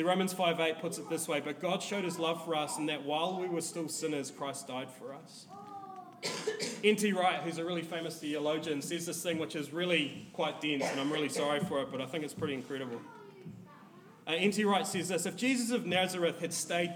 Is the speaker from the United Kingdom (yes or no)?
no; New Zealand; as a New Zealander